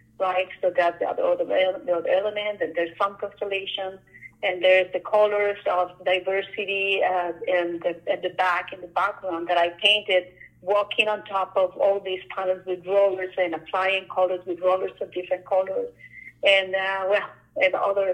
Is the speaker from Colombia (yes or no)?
yes; Colombia; now in Ottawa, Canada; I'm from Colombia.